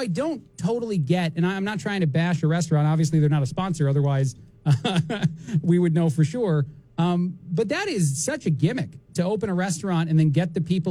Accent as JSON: {"language": "English", "region": "New Jersey", "country": "United States", "tie": "born or raised there", "moved": "yes", "lives_now": "Bloomington, United States", "said": "when I was growing up in Jersey"}